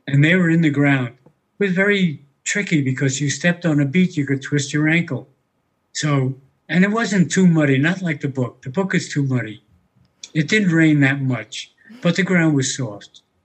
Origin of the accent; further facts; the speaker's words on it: New York City, New York, United States; I was born in New York City in an area known as Harlem